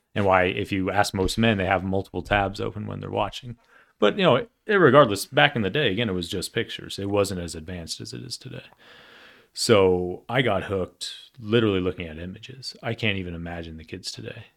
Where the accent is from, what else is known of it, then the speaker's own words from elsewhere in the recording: Denver, Colorado, United States; I grew up in Cherry Creek, uh, and it, for people who don't know where that is, it's a very affluent part of Denver